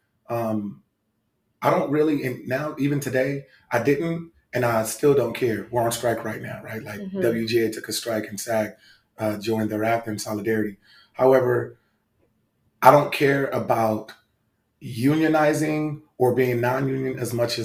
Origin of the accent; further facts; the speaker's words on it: Los Angeles, California, United States; I was born and raised in the city of Los Angeles. So I'm a true Angeleno